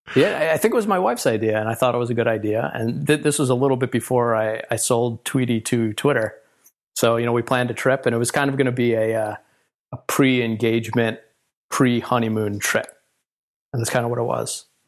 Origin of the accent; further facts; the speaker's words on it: New York, United States; also born or lived in California; now in Philadelphia, United States; I grew up in New York